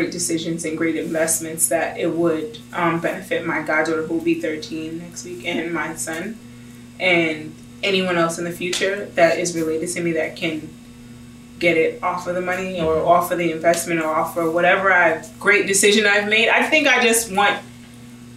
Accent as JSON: {"language": "English", "country": "United States", "said": "I'm an American."}